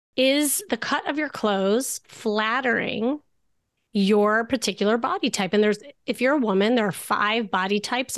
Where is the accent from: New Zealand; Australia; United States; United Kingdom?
United States; Chicago, Illinois; moved away as an adult; now in Los Angeles, United States; I'm from Chicago and that's when I practiced being a therapist.